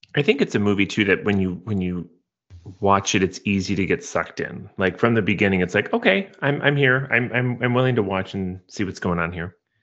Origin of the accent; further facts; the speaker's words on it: Midwest, United States; growing up in the Midwest